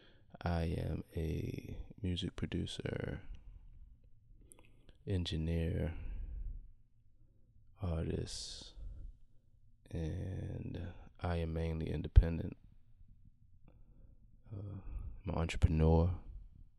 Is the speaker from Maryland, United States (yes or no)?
yes; Baltimore, Maryland, United States; I'm from Baltimore City, born and raised